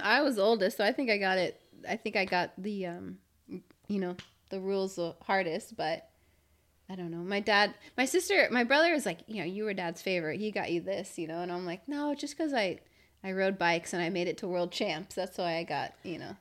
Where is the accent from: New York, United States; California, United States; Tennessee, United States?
California, United States; Valley Center; growing up in Valley Center.